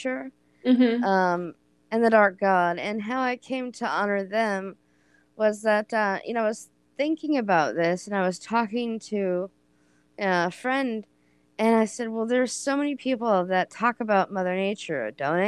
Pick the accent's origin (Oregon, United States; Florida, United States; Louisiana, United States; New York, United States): Oregon, United States; I am from Oregon